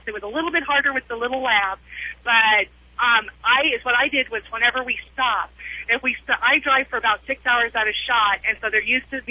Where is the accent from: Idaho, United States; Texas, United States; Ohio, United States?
Idaho, United States; I am originally from Idaho